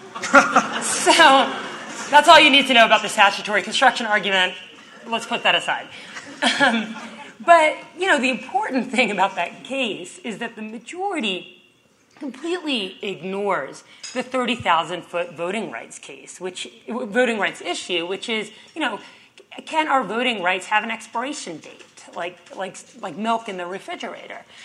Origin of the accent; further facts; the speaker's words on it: Texas, United States; my home state of Texas